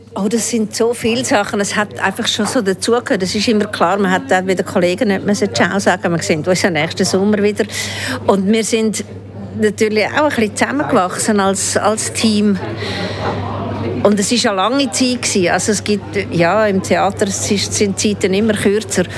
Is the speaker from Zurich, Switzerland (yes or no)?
yes; Zurich, Switzerland; moved away; also born or lived in Germany / Baden; ich bin nicht Aargauerin, ich bin in Zürich aufgewachsen und bin dann sehr lange in Deutschland